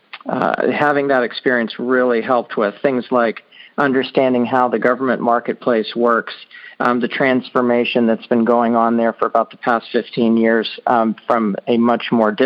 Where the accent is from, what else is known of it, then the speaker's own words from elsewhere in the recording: Annapolis, Maryland, United States; I grew up in Annapolis, Maryland